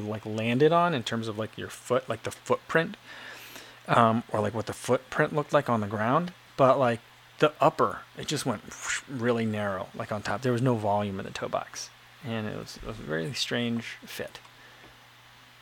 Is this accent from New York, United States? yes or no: no; New Jersey, United States; I grew up in New Jersey